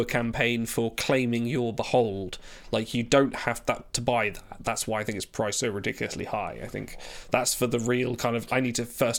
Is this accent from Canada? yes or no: no; Norfolk, East of England, United Kingdom; accent: Norfolk; That's my Norfolk accent coming through